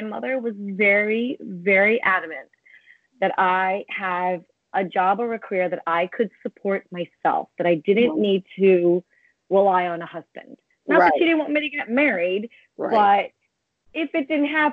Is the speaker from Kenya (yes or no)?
no; United States; I was born here